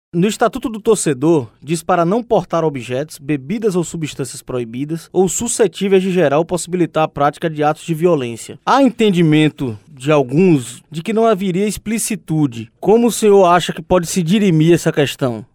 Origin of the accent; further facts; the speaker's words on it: Bahia, Brazil; como bom baiano